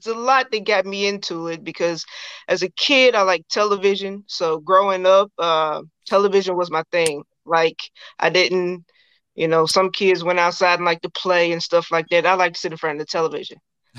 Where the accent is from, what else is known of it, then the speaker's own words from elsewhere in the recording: Memphis, Tennessee, United States; now in Nashville, United States; I am originally from Memphis. I live in Nashville now.